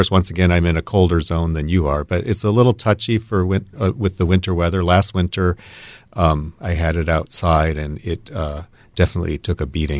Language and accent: English; Wisconsin, United States; When I came from Wisconsin, I mean, there's no such thing as a broadleafed evergreen in Wisconsin, you know.